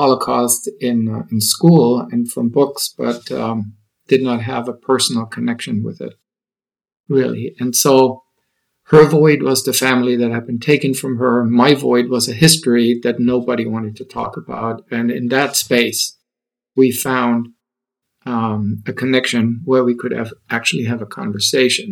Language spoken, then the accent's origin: English; Nuremberg, Bavaria, Germany; moved away as an adult; also born or lived in Austin; I was born and raised in Germany, and Nuremberg is my hometown